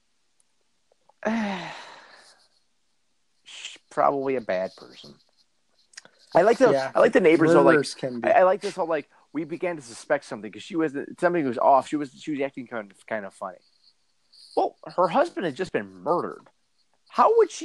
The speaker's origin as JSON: {"language": "English", "country": "United States", "said": "I'm an American."}